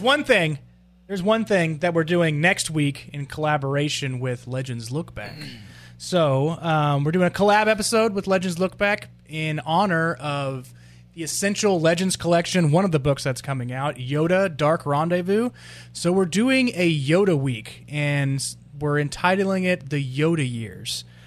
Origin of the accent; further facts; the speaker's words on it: Texas, United States; I am from Texas, but anybody in Dallas is like a uh, continent away from me